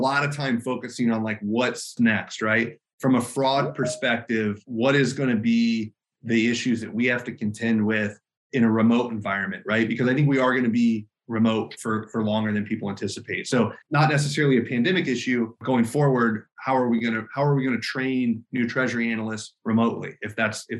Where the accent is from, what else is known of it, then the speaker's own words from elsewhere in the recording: Alabama, United States; I'm from Alabama